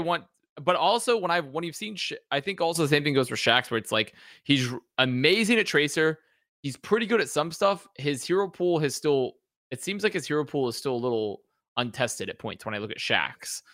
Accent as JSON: {"language": "English", "region": "the South of the US", "country": "United States", "tie": "born or raised there", "said": "growing up in the South of the U S"}